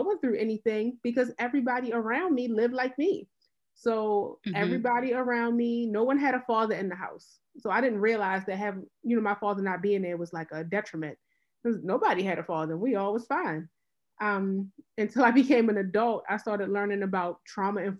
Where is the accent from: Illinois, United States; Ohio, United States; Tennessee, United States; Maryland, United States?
Maryland, United States; Baltimore; So I'm from Baltimore City. I was born and raised in Baltimore City